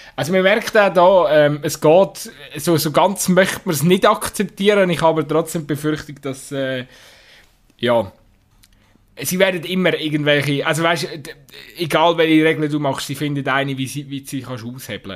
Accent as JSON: {"language": "German", "country": "Switzerland", "said": "uns als Schweizer Fußballfan"}